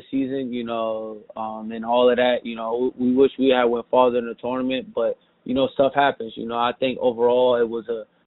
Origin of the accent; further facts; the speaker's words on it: East Coast, United States; I'm from the East Coast